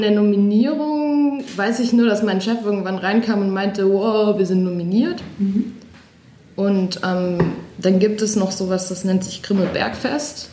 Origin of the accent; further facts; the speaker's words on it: Odenwald, Hesse, Germany; moved away as an adult; also born or lived in Buchklingen; now in Berlin, Germany; ich komme halt aus dem Odenwald, alles sehr bodenständig